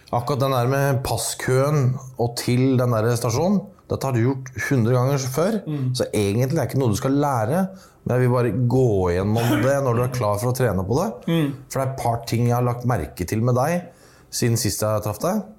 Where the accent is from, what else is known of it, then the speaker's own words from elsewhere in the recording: Norway; Jeg er mm. papirløs, men jeg er nordmann.